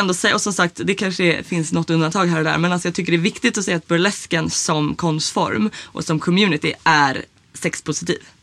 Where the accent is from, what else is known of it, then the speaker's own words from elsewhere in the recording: Sweden; jag är uppvuxen i Sverige